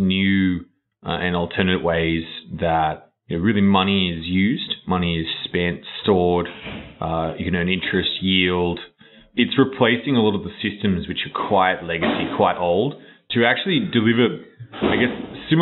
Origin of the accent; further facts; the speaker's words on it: Australia; moved away; I grew up in Australia, which is a long way away.